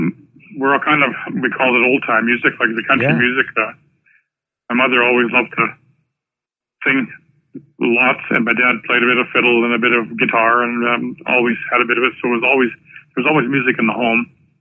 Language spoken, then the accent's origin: English; Lestock, Saskatchewan, Canada; I was born in Lestock, which is the next town to us.